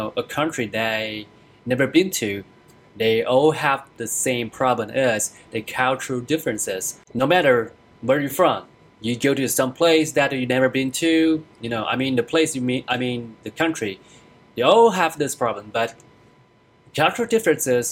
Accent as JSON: {"language": "English", "country": "Taiwan", "moved": "as an adult", "lives_now": "United States", "said": "I'm originally from Taiwan, and I come in here for studies and for work"}